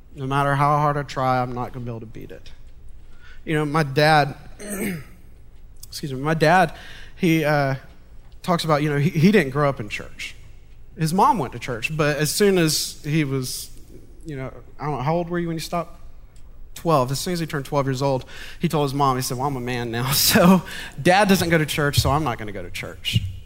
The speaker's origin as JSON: {"language": "English", "town": "Montgomery", "region": "Alabama", "country": "United States", "tie": "born or raised there", "said": "I was born and raised in Montgomery"}